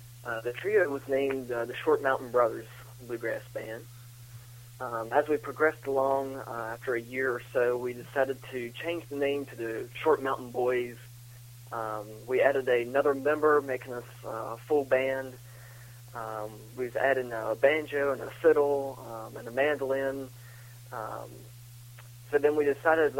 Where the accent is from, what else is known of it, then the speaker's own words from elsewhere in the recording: Augusta, West Virginia, United States; Born and raised in Augusta, West Virginia. We're located in the Eastern Panhandle